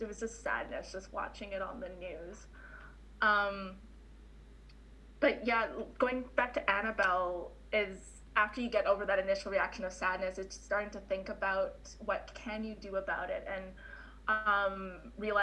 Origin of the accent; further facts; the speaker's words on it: Canada; also born or lived in Winnipeg, Manitoba; as a Canadian